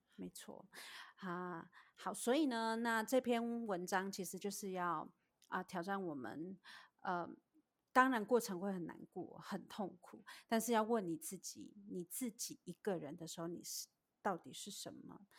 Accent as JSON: {"language": "Chinese", "country": "Taiwan", "tie": "born or raised there", "moved": "as an adult", "lives_now": "United States", "said": "我是在台湾长大的"}